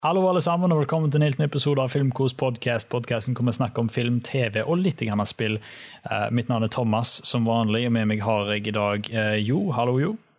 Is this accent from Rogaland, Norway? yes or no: yes; Haugesund, Rogaland, Norway; also born or lived in Oslo; Jeg har jo flytta fra Oslo. Så eh, nå er jeg hjemme i Haugesund